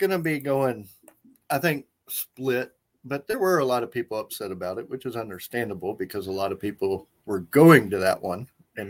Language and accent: English; Houston, Texas, United States; I was born and raised in Houston. I've lived many places and I've been around the world.